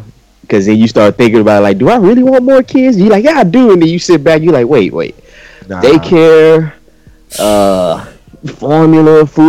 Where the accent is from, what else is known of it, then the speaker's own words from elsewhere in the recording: Beaumont, Texas, United States; now in Dallas, United States; I'm from Southeast Texas, Beaumont.